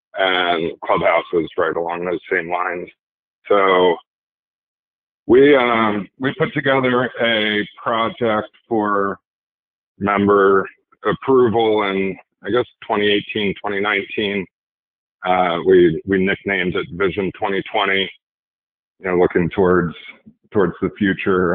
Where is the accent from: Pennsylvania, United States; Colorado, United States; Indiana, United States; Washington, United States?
Pennsylvania, United States; Philadelphia; was from the Philadelphia area